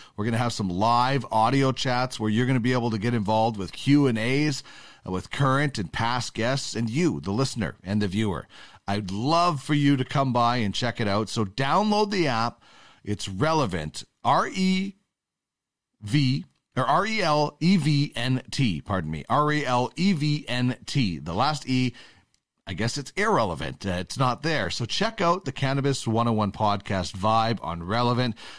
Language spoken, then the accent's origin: English; Canada; I'm a Canadian